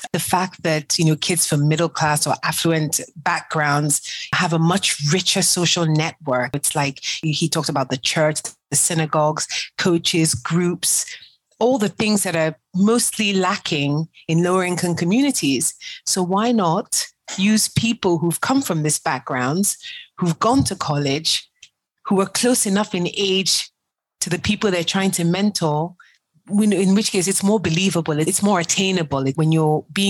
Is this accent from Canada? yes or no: no; Nigeria; moved away; I'm African to the core. I'm Nigerian before I'm anything else. And one of the reasons why I left the US in 2007, two reasons.